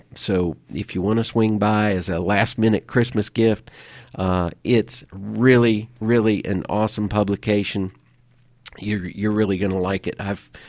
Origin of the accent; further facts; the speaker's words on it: Omaha, Nebraska, United States; Yeah, you know, when I was growing up in Nebraska, I lived in the Omaha area over in the eastern part of the state.